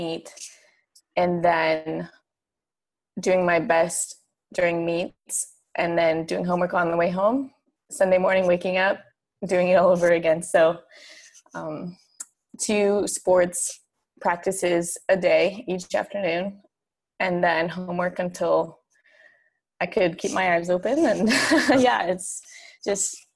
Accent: Fort Collins, Colorado, United States; moved away as an adult; also born or lived in Arizona; now in Orlando, United States; I grew up in Fort Collins, Colorado

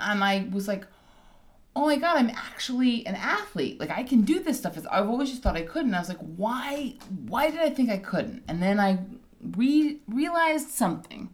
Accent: Hawaii, United States; moved away; I grew up in Hawaii

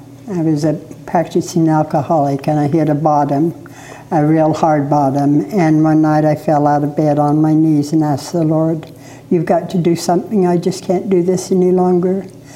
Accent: Rupert, Idaho, United States; I was born and raised in Rupert.

